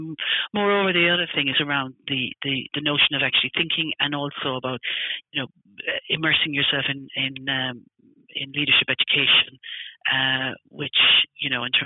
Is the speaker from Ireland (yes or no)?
yes; Ireland; also born or lived in United States; now in United Kingdom; I'm obviously originally from Ireland